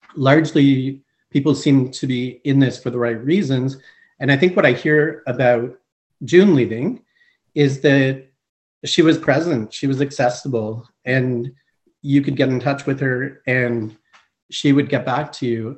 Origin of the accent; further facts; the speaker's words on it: Montreal, Quebec, Canada; also born or lived in Eastern Canada / Greater Toronto Area; now in Guelph, Canada; I am originally from Montreal, Quebec. I grew up uh, Eastern